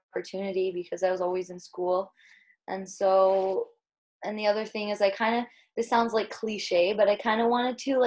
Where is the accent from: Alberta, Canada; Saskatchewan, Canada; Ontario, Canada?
Saskatchewan, Canada; moved away as an adult; now in Victoria, Canada; I'm originally from Saskatchewan